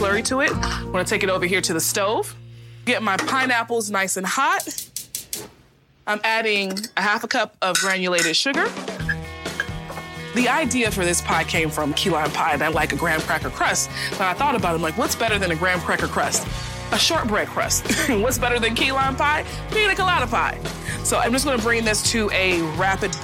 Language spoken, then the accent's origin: English; the South, United States; I'm from the South.